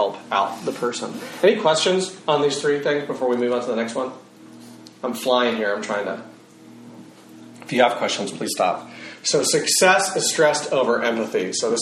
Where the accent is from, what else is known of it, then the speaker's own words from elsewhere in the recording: Texas, United States; I'm a Texan